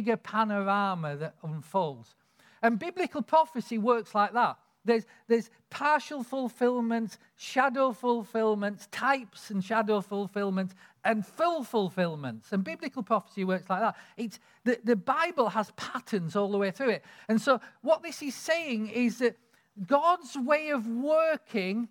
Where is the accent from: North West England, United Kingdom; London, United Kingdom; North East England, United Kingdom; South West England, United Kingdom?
North West England, United Kingdom; Lake District; I grew up in the Lake District